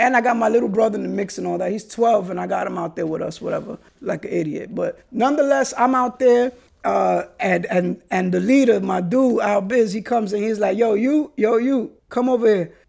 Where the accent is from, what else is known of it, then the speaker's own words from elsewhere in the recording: New York City, New York, United States; the ways that we were raised in the Bronx and New York City